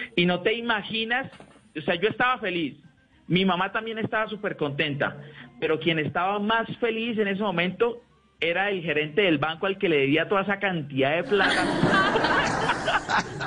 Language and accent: Spanish; Neiva, Huila, Colombia; Yo soy de Neiva